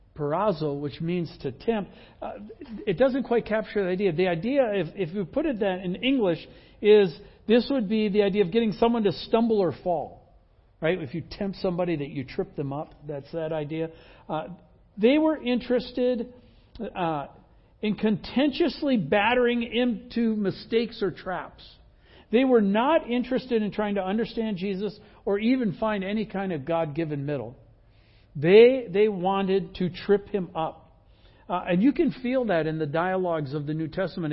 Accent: Midwest, United States; I grew up in the Midwest

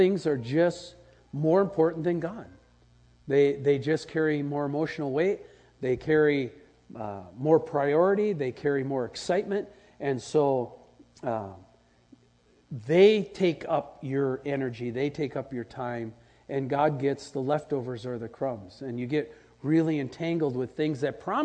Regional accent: Wisconsin, United States; as a kid growing up in Wisconsin, we had that red Wisconsin clay

